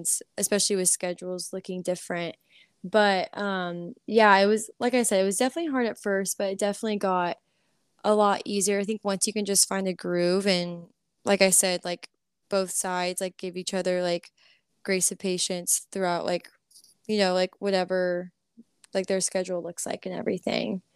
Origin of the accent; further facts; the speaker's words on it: College Station, Texas, United States; moved away as an adult; also born or lived in Florida; now in Nashville, United States; I grew up in College Station